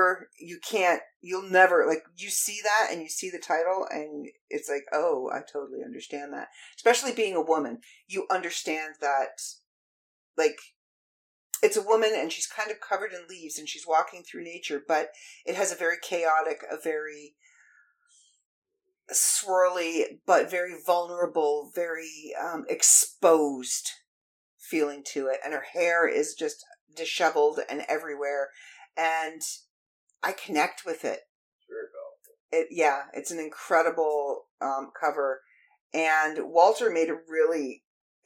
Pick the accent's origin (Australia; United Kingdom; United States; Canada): Canada; I am a Canadian.